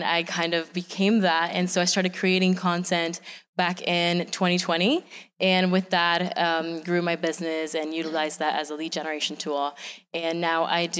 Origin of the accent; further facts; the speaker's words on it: Venezuela; now in United States; I'm originally from Venezuela, and I am an immigrant entrepreneur. I started my business once I moved to the U.S.